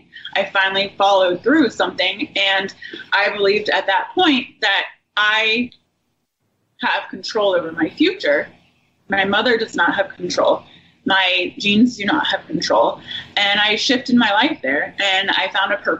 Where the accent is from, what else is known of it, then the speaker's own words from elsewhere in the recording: Indiana, United States; I grew up in Indiana in a happy family